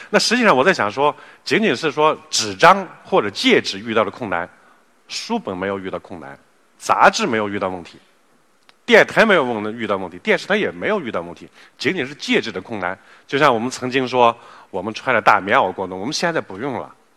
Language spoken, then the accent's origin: Chinese; China; 四十年来我们中国人富了